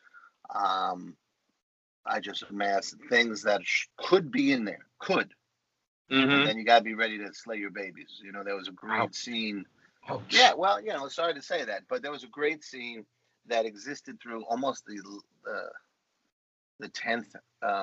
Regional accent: New York City, New York, United States; accent: Bronx; my Bronx accent

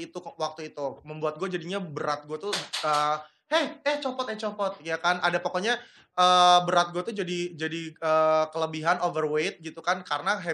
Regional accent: Padang, West Sumatra, Indonesia; kalau gue kan kampung gue di Padang ya saya hmm. di Padang itu kan makanannya pada endul-endul

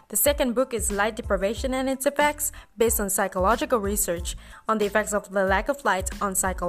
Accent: Malaysia; I'm from Malaysia.

